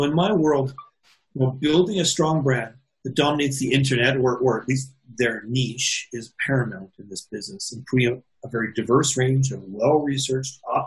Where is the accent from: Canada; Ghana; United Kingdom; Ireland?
Canada; I'm Canadian